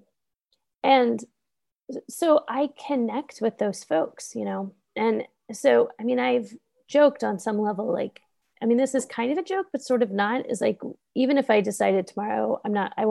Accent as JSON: {"language": "English", "country": "United States", "also_born_or_lived": "Pittsburgh, Pennsylvania"}